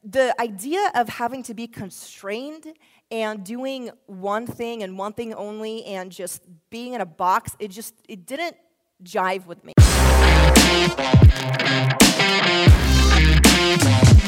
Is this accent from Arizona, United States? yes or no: yes; Tempe, Arizona, United States; I grew up in Tier and Tempe